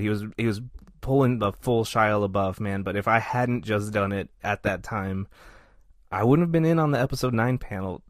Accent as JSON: {"language": "English", "region": "Texas", "country": "United States", "said": "I'm from Texas."}